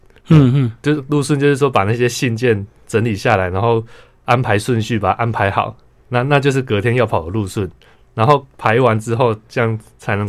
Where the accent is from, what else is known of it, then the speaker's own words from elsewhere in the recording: Tainan, Taiwan; 台南是我家乡，我出生的地方。